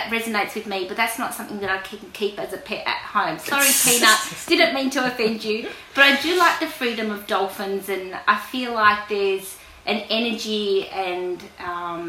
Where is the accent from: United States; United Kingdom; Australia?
Australia; I was born in Australia